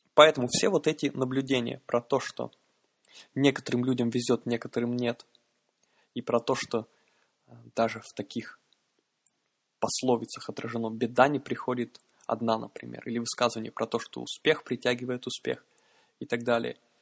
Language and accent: Russian; Yaroslavl, Yaroslavl Oblast, Russia; я человек из Ярославля